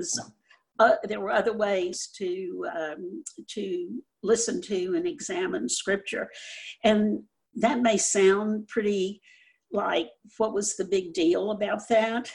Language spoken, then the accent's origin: English; Louisiana, United States; I was growing up in Louisiana.